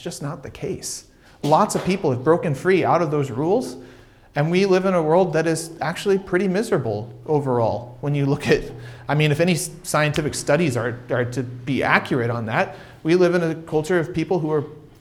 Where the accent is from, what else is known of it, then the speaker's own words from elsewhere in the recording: United States; moved away; I grew up in America